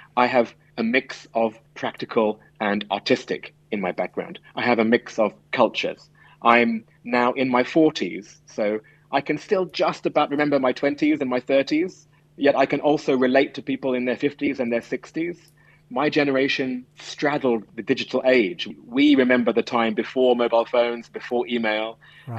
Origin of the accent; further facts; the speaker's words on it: London, United Kingdom; moved away as an adult; also born or lived in Shanghai / Hong Kong / Singapore; I come from London